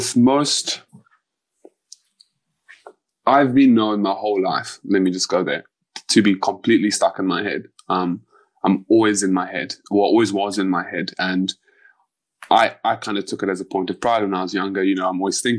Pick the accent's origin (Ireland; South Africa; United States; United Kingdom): South Africa; I'm South African.